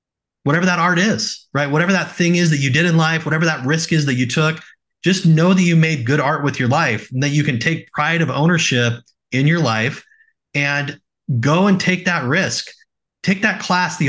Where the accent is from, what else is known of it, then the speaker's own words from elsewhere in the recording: Oregon, United States; now in Salt Lake City, United States; I grew up in Oregon and I framed houses.